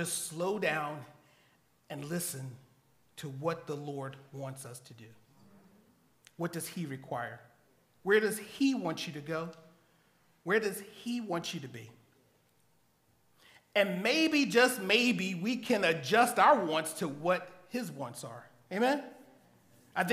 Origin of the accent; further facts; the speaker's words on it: Philadelphia, Pennsylvania, United States; I'm born and raised in Philadelphia